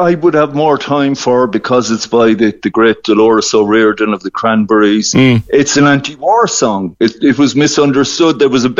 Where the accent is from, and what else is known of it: Ireland